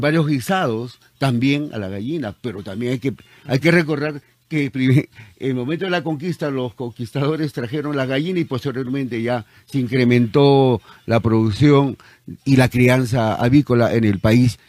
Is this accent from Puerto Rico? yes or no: no; Peru; nuestro querido Perú